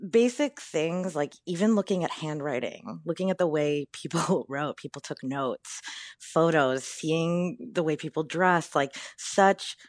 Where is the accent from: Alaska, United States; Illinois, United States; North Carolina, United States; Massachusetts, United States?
Illinois, United States; Chicago; my history as a Chicagoan, as a queer